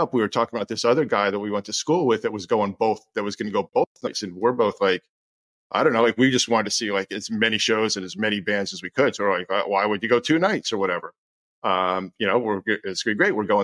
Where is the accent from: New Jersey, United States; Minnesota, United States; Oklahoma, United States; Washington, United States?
New Jersey, United States; I was learning music, listening to everything I could growing up in New Jersey